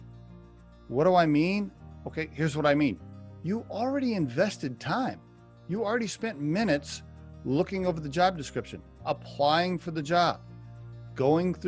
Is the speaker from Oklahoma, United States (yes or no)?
yes; Oklahoma, United States; I grew up in Oklahoma